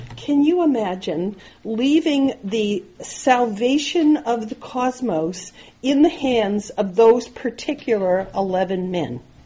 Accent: Nova Scotia, Canada; I grew up in Nova Scotia

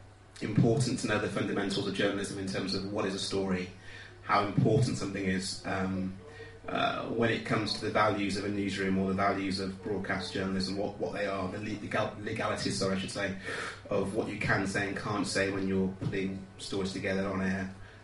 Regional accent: Dudley, West Midlands, United Kingdom; I'm from Dudley in the West Midlands. People don't think that because of my accent, but it's true. I say A's rather than R's when I speak generally. And yes, I grew up in a Christian home.

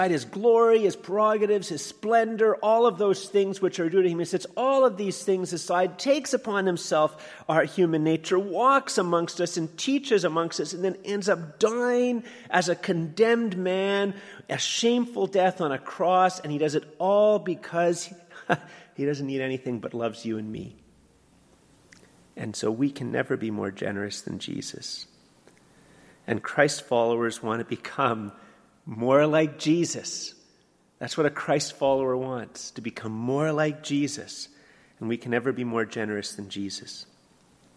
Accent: Canada; I'm a Canadian

